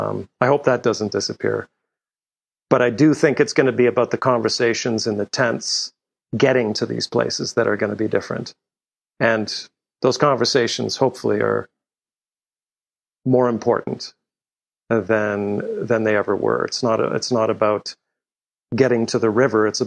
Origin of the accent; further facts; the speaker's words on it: Canada; also born or lived in Europe; I grew up in Europe and in Canada.